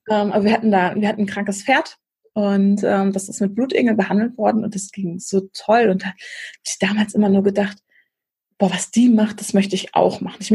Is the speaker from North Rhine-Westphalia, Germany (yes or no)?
yes; Krefeld, North Rhine-Westphalia, Germany; also born or lived in Hamburg; dann bin ich irgendwann noch wieder zurück äh, nach Krefeld gegangen, in meinen Heimatort, weil mir die Familienverbundenheit dann da oben so ein bisschen fehlte.